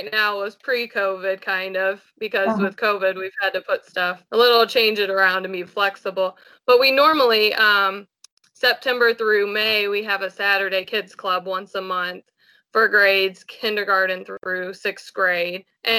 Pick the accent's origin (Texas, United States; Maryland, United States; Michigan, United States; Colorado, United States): Colorado, United States; also born or lived in Georgia, United States; I grew up in Colorado and Georgia, and then we moved back here because my dad retired out of the military